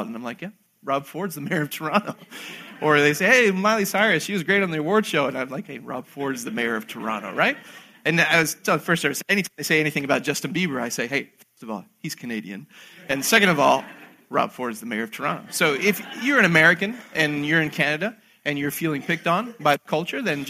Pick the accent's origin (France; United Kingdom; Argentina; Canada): Argentina; I was born in Argentina myself